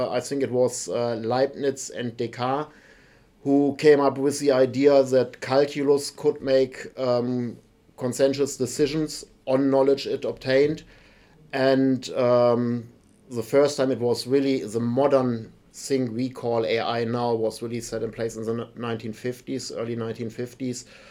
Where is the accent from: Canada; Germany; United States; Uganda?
Germany; English is a second language; moved away as an adult; now in Nottingham, United Kingdom; As my accent gives away, I'm not native from the UK. I'm actually from Germany, moved over here 10 years ago